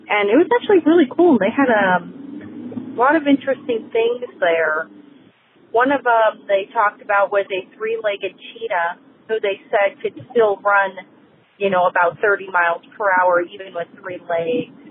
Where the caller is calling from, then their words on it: Aliso Viejo, California, United States; I'm calling from Aliso Viejo, California